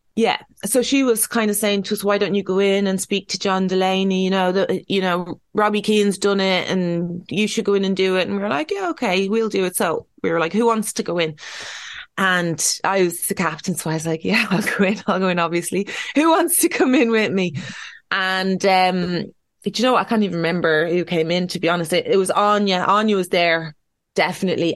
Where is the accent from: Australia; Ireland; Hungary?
Ireland; we're Irish.